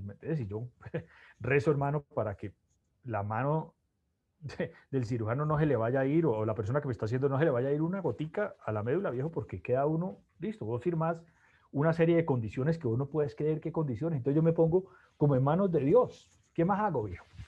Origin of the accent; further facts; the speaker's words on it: Cali, Valle del Cauca, Colombia; also born or lived in Bogotá; soy de Cali, eh, mi papá se llama Alfredo, mi mamá Isabelita